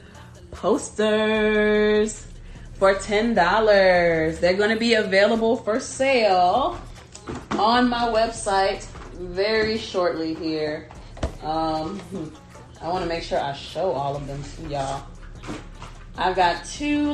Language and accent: English; Savannah, Georgia, United States; moved away; it was great to be back in my hometown.